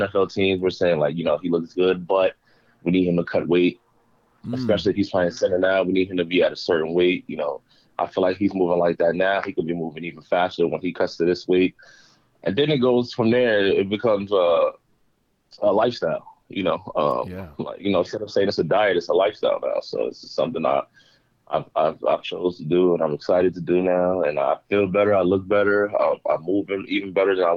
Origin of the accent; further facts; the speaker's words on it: Uniondale, New York, United States; moved away as an adult; now in Philadelphia, United States; I grew up in Uniondale, New York, so that's Long Island. We're basically in Nassau County